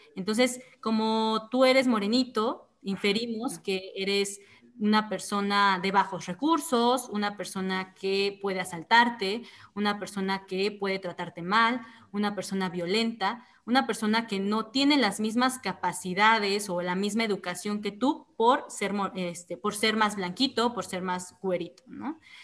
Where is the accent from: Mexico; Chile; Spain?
Mexico; Oaxaca; soy oaxaqueña, orgullosamente oaxaqueña